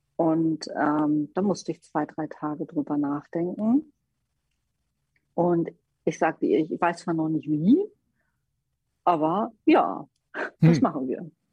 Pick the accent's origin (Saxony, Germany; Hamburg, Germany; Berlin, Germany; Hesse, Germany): Hamburg, Germany; als Hamburgerin